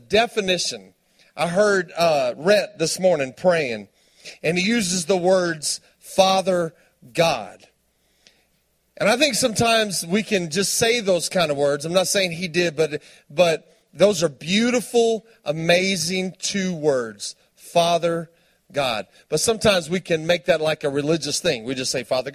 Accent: Tulia, Texas, United States; I'm from Tuya, Texas. Post is right down the road. It's West Texas.

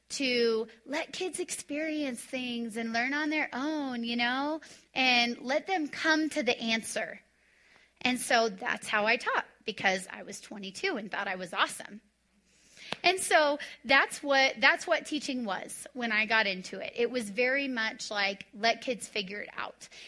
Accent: Texas, United States; So, I came from Texas where it was like, you discipline and you spank

